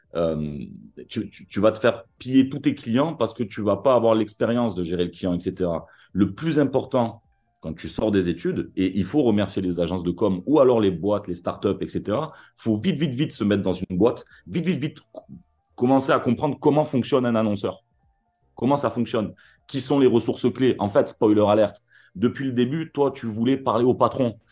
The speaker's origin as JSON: {"language": "French", "town": "Marseille", "region": "Provence-Alpes-Côte d'Azur", "country": "France", "said": "Ici, on est d'abord Marseillais"}